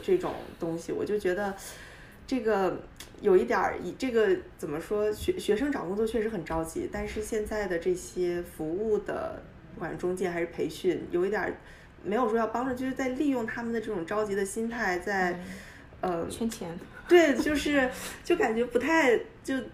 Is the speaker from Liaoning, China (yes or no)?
yes; Dalian, Liaoning, China; moved away as an adult; also born or lived in Beijing; now in United States; 我是在中国长大的，我，我家乡是大连，然后嗯。，呃，我去北京，在北大读的本科，读了四年，读的是经济和金融